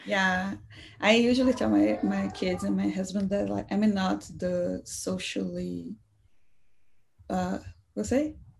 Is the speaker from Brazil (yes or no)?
yes; Salvador, Bahia, Brazil; also born or lived in Seattle area; now in Seattle, United States; I'm from Salvador, Brazil